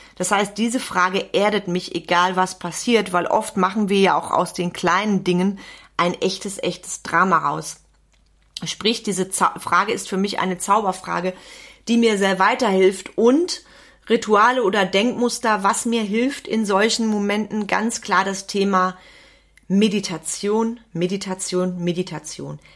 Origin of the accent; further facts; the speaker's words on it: Wenden, North Rhine-Westphalia, Germany; bei uns in Wenden